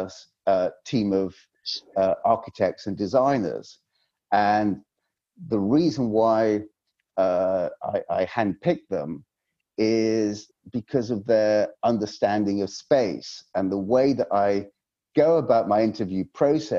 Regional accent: Yorkshire and the Humber, United Kingdom; I come from Yorkshire

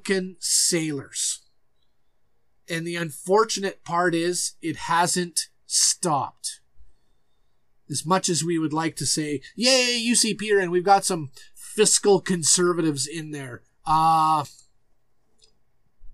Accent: Alberta, Canada; I'm from Alberta

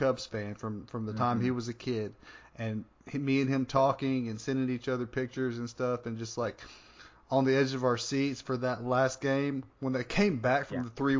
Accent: Northeast Arkansas, United States; I grew up in Northeast Arkansas, and most people there were Cardinals fans because it's kind of close to St. Louis.

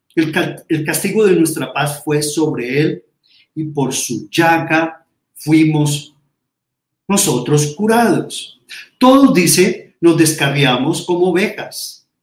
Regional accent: Colombia; nosotros, como colombianos, latinoamericanos

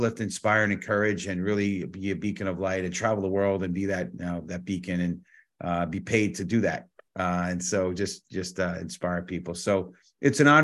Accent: New York City, New York, United States; born and raised in the Bronx

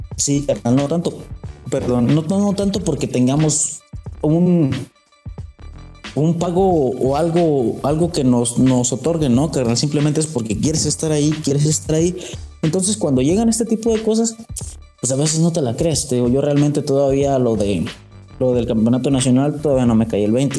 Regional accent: Mexico; fui el único mexicano. Hasta ahora soy el único mexicano dentro de Greens Magazine

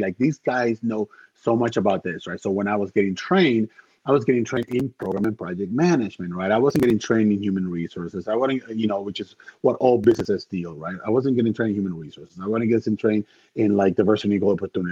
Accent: Dominican Republic; moved away; I am from the Dominican Republic originally, so we are cigar country

